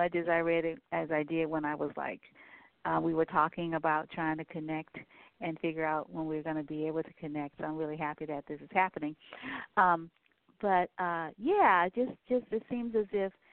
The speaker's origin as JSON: {"language": "English", "town": "New Orleans", "region": "Louisiana", "country": "United States", "said": "I'm from Louisiana, from New Orleans"}